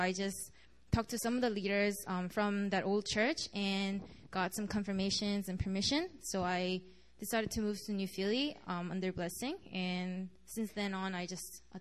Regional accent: Montreal, Quebec, Canada; moved away as an adult; now in Korea; I'm from Montreal, and I came to Korea last semester as an exchange student.

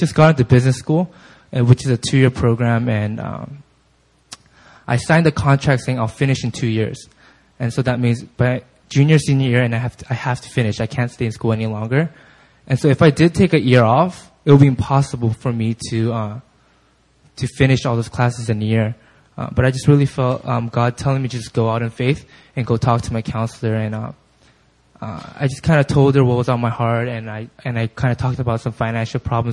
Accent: California, United States; moved away as an adult; growing up in California, I just really grew up in a bubble

